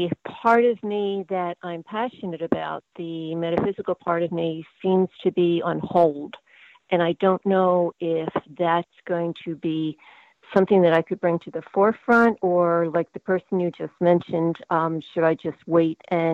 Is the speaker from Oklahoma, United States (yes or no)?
no; Pennsylvania, United States; also born or lived in Massachusetts; now in Maine, United States; Living in the state of Maine when I'm originally from Pennsylvania by way of Massachusetts.